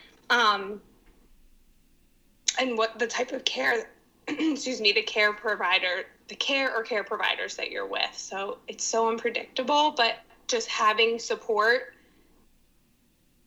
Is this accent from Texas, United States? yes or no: no; Narberth, Pennsylvania, United States; also born or lived in East Falls, Philadelphia; now in Philadelphia, United States; I am from Narberth, a small town in the Philly suburbs.